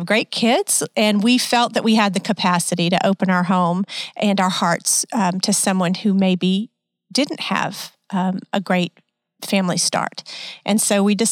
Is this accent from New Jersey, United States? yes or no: no; Louisiana, United States; moved away as an adult; now in Texas, United States; I grew up and was born and raised in Louisiana